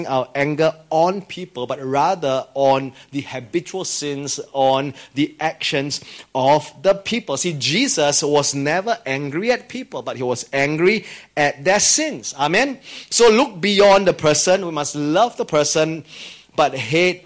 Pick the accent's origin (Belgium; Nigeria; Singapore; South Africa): Singapore; as a Singaporean